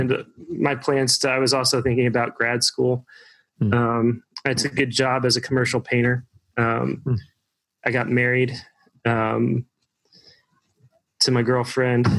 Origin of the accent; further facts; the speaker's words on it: Evansville, Indiana, United States; also born or lived in Bloomington, Indiana; I grew up in Evansville, Indiana